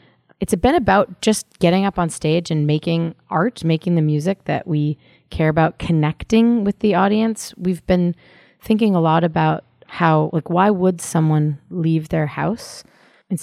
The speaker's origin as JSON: {"language": "English", "town": "San Francisco", "region": "California", "country": "United States", "tie": "born or raised there", "moved": "yes", "lives_now": "Boston, United States", "said": "growing up in San Francisco and moving to Boston"}